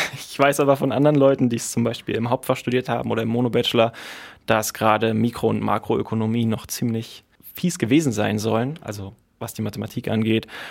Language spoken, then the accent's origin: German; Berlin, Germany; Ich komme aus Berlin